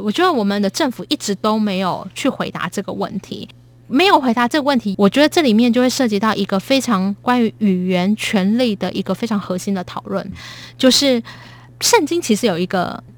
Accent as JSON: {"language": "Chinese", "country": "Taiwan", "said": "我身为一个台湾人感到骄傲"}